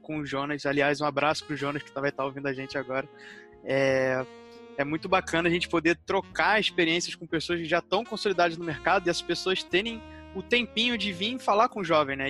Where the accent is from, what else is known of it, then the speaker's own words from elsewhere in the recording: Rio de Janeiro, Brazil; eu sou do Rio de Janeiro